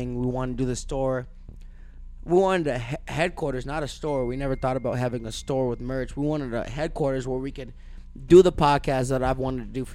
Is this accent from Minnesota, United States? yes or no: yes; Minneapolis area, Minnesota, United States; we're from here